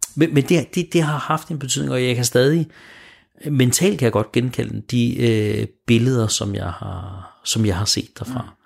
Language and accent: Danish; Smørum, Capital Region of Denmark, Denmark; jeg er født og opvokset i Smørum